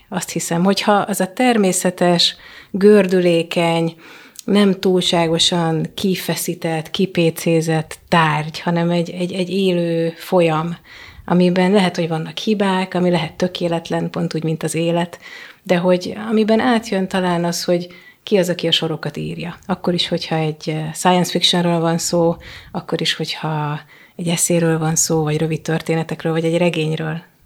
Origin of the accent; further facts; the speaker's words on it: Hungary; first language Hungarian; moved away; a anyanyelvemen